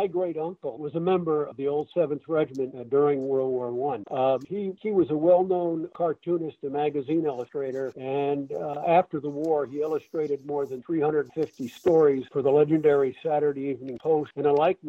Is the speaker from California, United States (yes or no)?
no; Connecticut, United States; I grew up in Connecticut